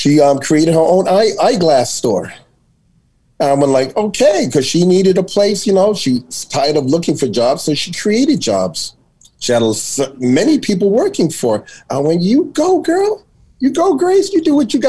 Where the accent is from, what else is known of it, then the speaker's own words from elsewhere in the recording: New York City, New York, United States; I grew up in Astoria Projects